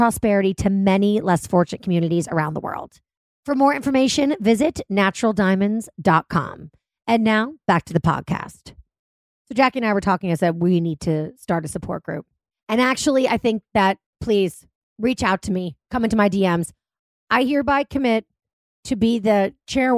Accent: Boston, Massachusetts, United States; I'm from Boston. It's also a very unwell town

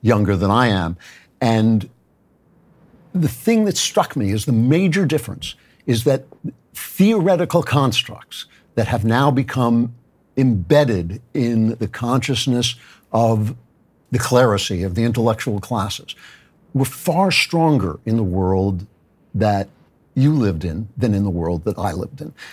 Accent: Great Neck, New York, United States; I grew up in Great Neck

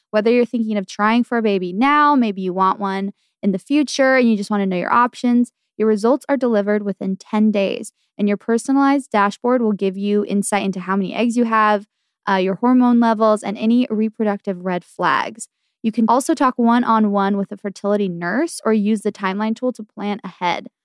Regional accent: Arizona, United States; I'm from Arizona and my family loves visiting Arizona, small towns on weekends.

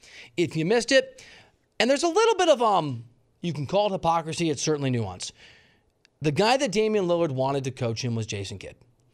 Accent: Dubuque, Iowa, United States; also born or lived in Green Bay, Wisconsin; my family lived in Green Bay for several years. I'm from Dubuque, Iowa.

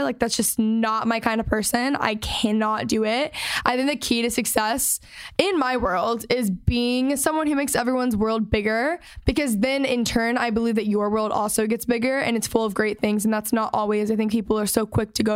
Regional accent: Texas, United States; I'm from Texas.

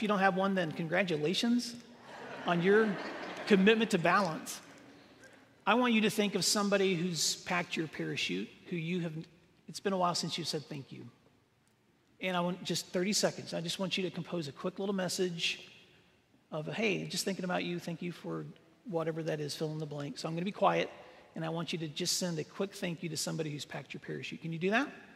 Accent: Northwest Tennessee, United States; I grew up in Northwest Tennessee

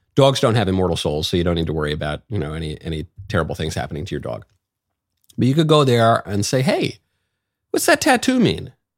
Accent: United States; as an American

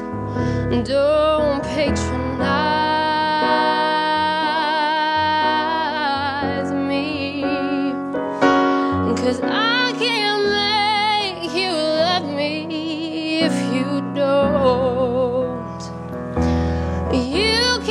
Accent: Carmel, Indiana, United States; I'm 18 years old, and I'm from Carmel, Indiana

